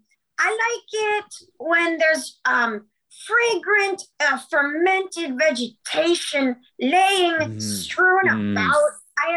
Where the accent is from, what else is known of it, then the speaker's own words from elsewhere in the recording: California, United States; Well, no, I'm from actually from Southern California.